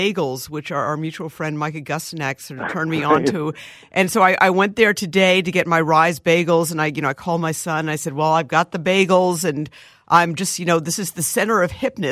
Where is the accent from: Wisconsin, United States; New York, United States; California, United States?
New York, United States; now in Minneapolis, United States; I'm originally from New York